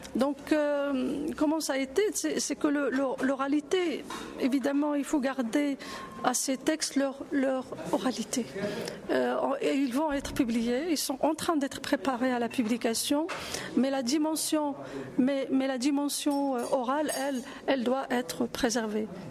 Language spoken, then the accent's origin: French; Morocco; je suis marocaine